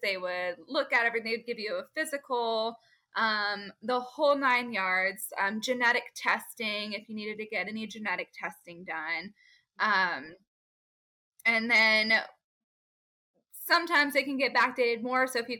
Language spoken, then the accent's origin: English; Fort Worth, Texas, United States; It was just my hometown, my backyard.